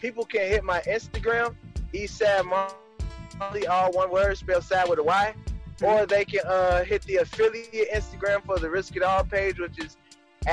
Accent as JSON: {"language": "English", "town": "Chicago", "region": "Illinois", "country": "United States", "tie": "born or raised there", "said": "I'm from the east side of Chicago, and everybody who was born and raised on the east side know what type of connection we have to our area"}